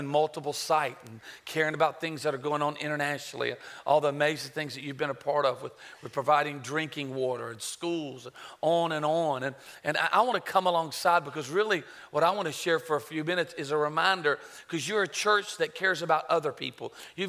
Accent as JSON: {"language": "English", "town": "Myrtle Beach", "region": "South Carolina", "country": "United States", "tie": "born or raised there", "also_born_or_lived": "Charlotte, North Carolina", "said": "I was born in Charlotte, raised in Myrtle Beach"}